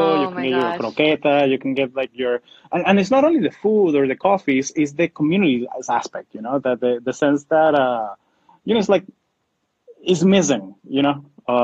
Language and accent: English; South Florida, United States; moved away as an adult; also born or lived in Portland; growing up in South Florida, that we're used to, we're part of this Hispanic, Latino, Latina, or Latinx, whatever you want to call it, community